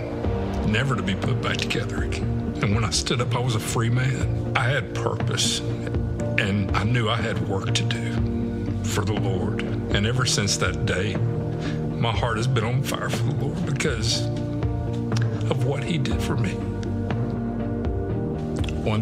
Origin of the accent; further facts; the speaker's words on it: South Georgia, United States; moved away as an adult; also born or lived in Germany; I was raised in South Georgia, primarily by my grandparents.